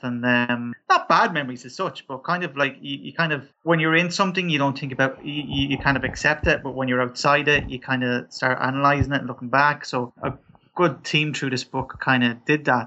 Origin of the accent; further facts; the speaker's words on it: Ireland; also born or lived in Dublin; I'm from Ireland, so we're rampant with Catholics. Yeah, like religion was always a big part of, I suppose, our household.